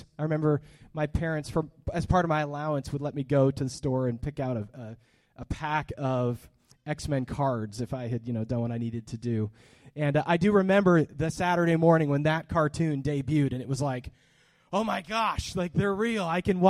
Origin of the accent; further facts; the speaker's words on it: Hollister, California, United States; born there; I was born in Hollister, California in 1982